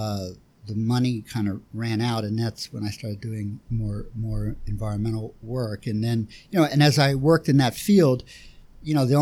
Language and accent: English; Philadelphia, Pennsylvania, United States; I grew up in West Philly